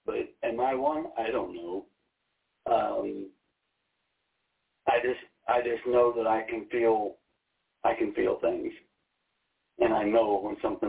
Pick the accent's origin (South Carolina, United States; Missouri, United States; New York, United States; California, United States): Missouri, United States; moved away; I'm from Missouri.